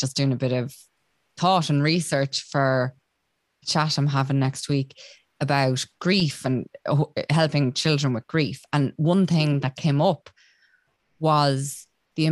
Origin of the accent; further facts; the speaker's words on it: Roscommon, Connacht, Ireland; I'm from Roscommon